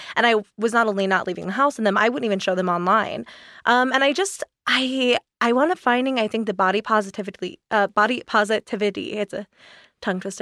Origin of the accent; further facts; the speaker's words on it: East Coast, United States; moved away; I grew up on the East Coast, so I was really used to, like, super high humidity